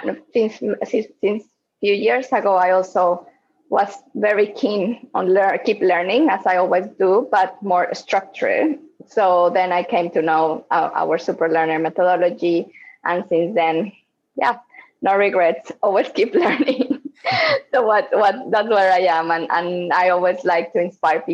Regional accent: Morelia, Michoacán, Mexico; moved away as an adult; also born or lived in Mexico City, Mexico; now in Hong Kong; I am based in Hong Kong, but I'm actually from Mexico. So I grew up in Mexico in a small town called Morelia

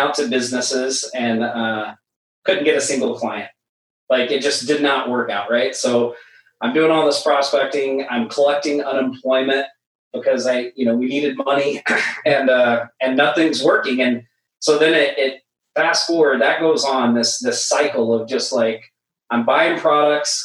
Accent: Oklahoma, United States; moved away as an adult; now in Maui, United States; I'm originally from Oklahoma. I haven't always lived in Maui. I moved here in 2010

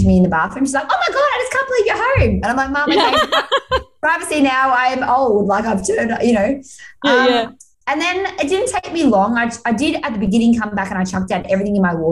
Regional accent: Australia; I had to come home to Australia.

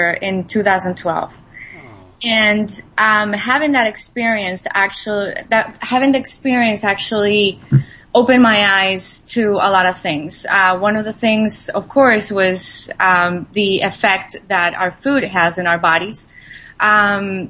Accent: Colombia; I'm Latin American. I was born in Colombia, so you know the diet that I actually grew up

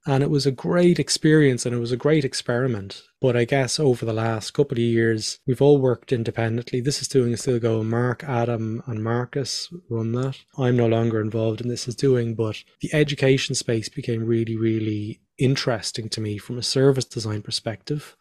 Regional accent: Ireland; also born or lived in Australia; I'm Irish.

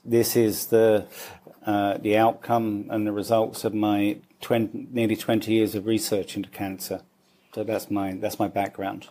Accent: London, United Kingdom; moved away as an adult; also born or lived in Dublin, Ireland; now in Mumbai, India; I grew up in London.

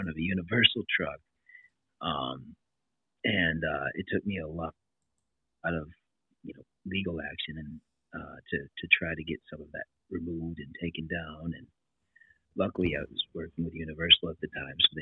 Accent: Kenosha, Wisconsin, United States; born and raised in Kenosha, Wisconsin here

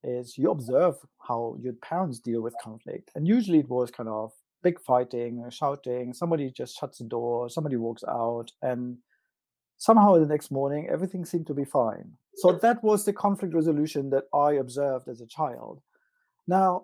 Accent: East Germany, Germany; I am actually from East Germany

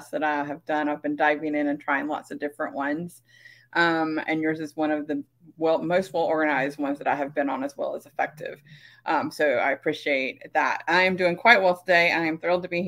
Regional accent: South Carolina, United States; now in Las Vegas, United States; I'm originally from South Carolina. I now live in the fabulous Sin City, Las Vegas

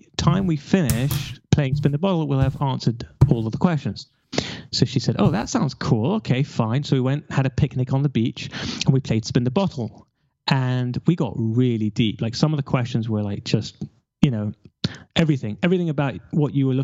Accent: London, United Kingdom; I'm from London

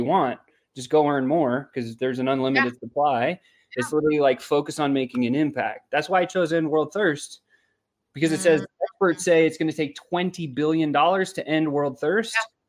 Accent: South Africa; I was born in South Africa

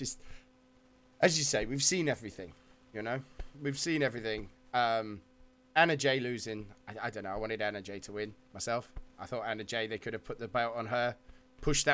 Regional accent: United Kingdom; we're both British

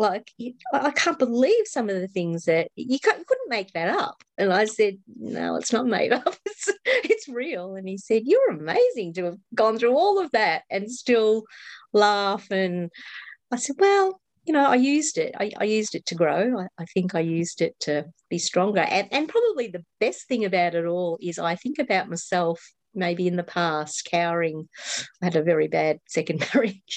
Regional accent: Australia; I'm obviously an Australian.

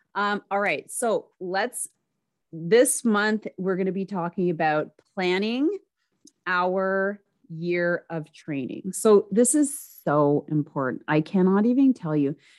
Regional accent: Canada; I'm a Canadian

